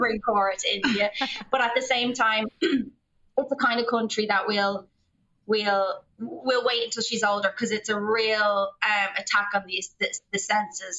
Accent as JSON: {"language": "English", "country": "Ireland", "moved": "yes", "said": "we would say Ireland"}